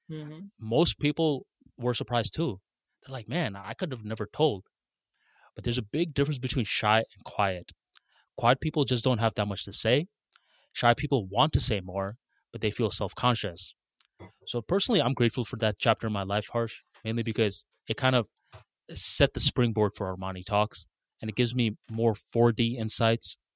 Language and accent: English; Bangladesh; English is a second language; moved away; I moved from Bangladesh to a new country and I used to get mocked for my accent a lot.